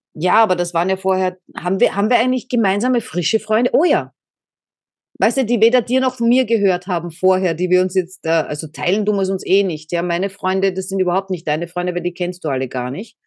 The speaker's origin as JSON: {"language": "German", "country": "Austria", "said": "bin aus Österreich"}